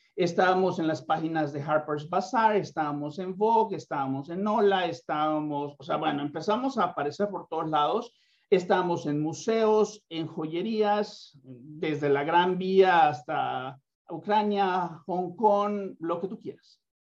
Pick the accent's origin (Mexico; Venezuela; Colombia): Mexico; soy mexicano